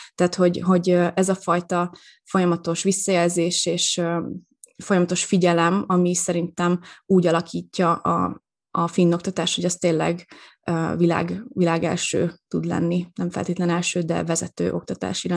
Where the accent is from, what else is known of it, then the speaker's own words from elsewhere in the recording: Veszprém, Veszprém County, Hungary; moved away as an adult; also born or lived in Rovaniemi, Finland; én Veszprémi vagyok